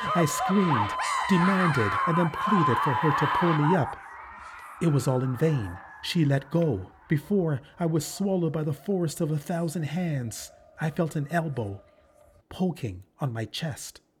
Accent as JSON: {"language": "English", "country": "Canada", "said": "I'm too Canadian"}